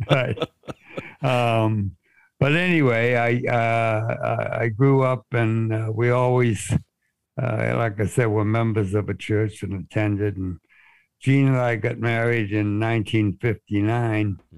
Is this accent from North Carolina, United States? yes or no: no; Boston, Massachusetts, United States; I was born in Boston and uh, we moved around some, but about half of my life was was spent in the Boston area. Um, so I consider myself, and most people who hear me say anything consider me